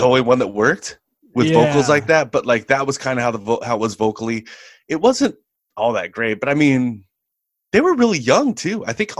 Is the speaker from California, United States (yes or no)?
yes; California, United States; Yeah, I'm from the Bay Area. I didn't spend a whole lot of time there. It's not like I grew up there. But, I mean, I'm from there.